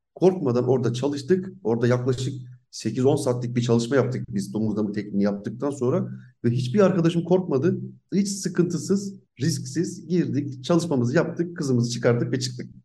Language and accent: Turkish; Zonguldak, Turkey; Zonguldaklıyım. Burada doğdum büyüdüm.